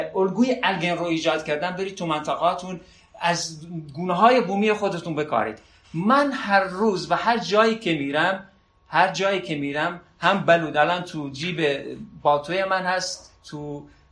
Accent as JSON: {"language": "Persian", "town": "Sardasht", "region": "West Azerbaijan", "country": "Iran", "tie": "born or raised there", "said": "من سردش نقطه صفر مرزیه از عراق"}